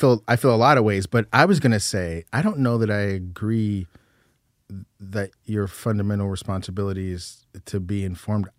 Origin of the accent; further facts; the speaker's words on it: United States; I'm an American